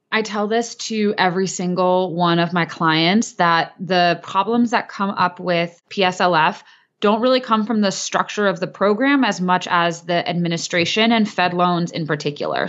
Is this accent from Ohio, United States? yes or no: yes; Cleveland, Ohio, United States; I operate as a solo practitioner based in my hometown of Cleveland, Ohio